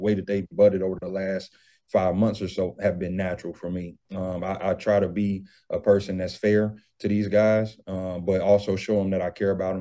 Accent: Cincinnati, Ohio, United States; moved away; I'm from Ohio, I'm from Cincinnati

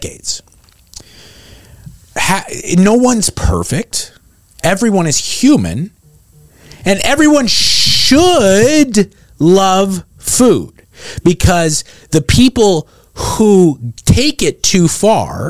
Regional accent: San Marino, California, United States; my hometown of San Marino, where they named the Huntington Library

